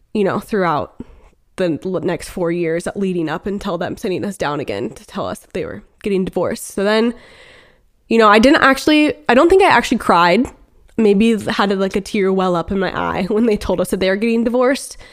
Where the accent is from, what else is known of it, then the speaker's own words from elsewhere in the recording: Beaverton, Oregon, United States; we're actually both from Portland, or I guess more specifically Beaverton, Oregon